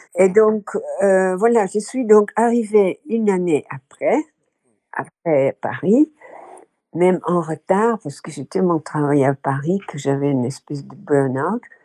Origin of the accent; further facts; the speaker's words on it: Rotterdam, South Holland, Netherlands; French is a second language; moved away as an adult; also born or lived in France; Je suis née à Rotterdam euh, fin 1940